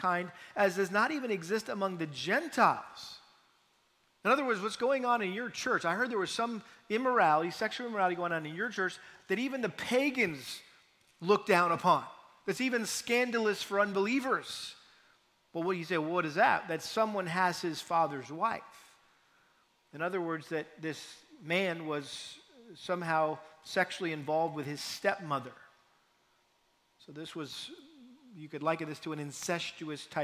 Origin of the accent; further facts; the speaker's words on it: New England, United States; moved away; I'm from New England